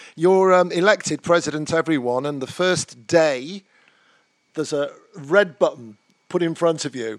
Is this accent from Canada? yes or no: no; United Kingdom; I'm afraid we're British.